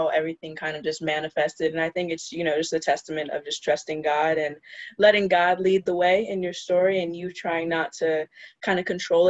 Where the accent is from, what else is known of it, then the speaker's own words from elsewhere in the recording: Los Angeles, California, United States; moved away as an adult; now in New York, United States; I am from Los Angeles originally, but live in New York now